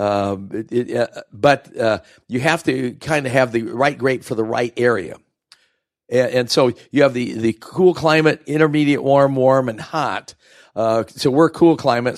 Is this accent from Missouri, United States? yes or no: no; Oregon, United States; moved away as an adult; I grew up here in Oregon